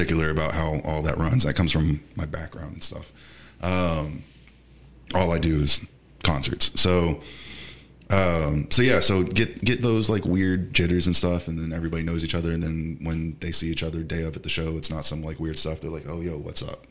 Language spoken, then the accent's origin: English; Houston, Texas, United States; also born or lived in Baltimore, Maryland / Grover, Wyoming; I was raised mostly here